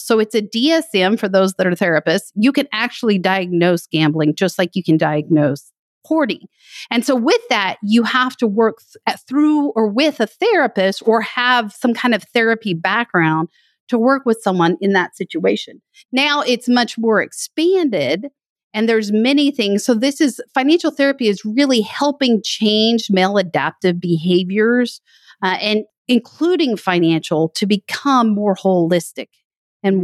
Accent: West Texas, United States; I grew up in West Texas

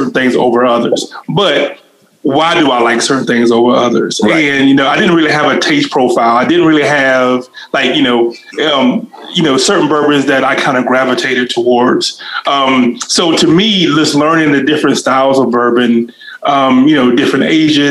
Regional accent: South Carolina, United States; growing up in South Carolina, getting ready for school

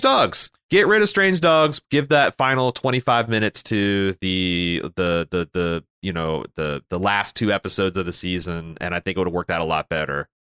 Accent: Canada; as a Canadian

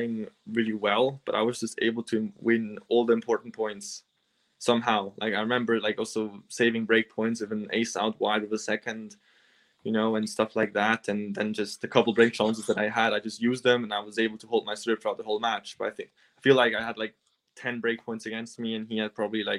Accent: Switzerland; I grew up on clay in Switzerland

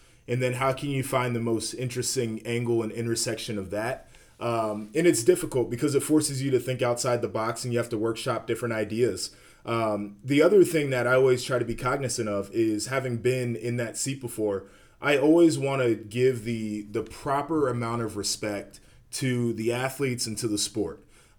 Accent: Ohio, United States; Yeah, I mean, I grew up 30 minutes outside of Columbus, northern suburb, and so I grew up in the rivalry

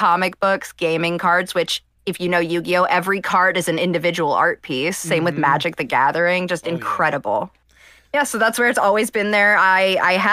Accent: Ohio, United States; also born or lived in Cleveland; I'm from Ohio

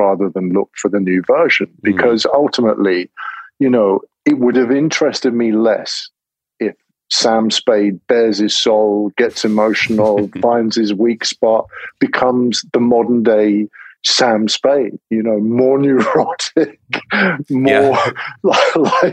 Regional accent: England, United Kingdom; I'm English

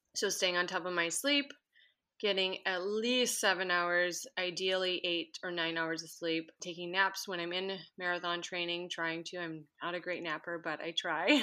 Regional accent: Minnesota, United States; moved away as an adult; now in Anchorage, United States; I currently live in Anchorage, Alaska, but I grew up in Minnesota

